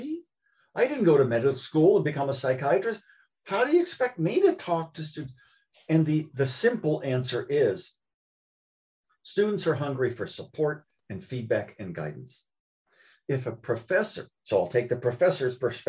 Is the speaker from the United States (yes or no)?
yes; Columbus, Ohio, United States; When I was growing up in Columbus, Ohio